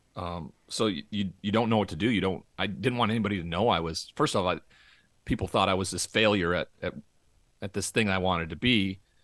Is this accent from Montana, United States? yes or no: yes; Montana, United States; moved away; growing up in Montana and that cowboy culture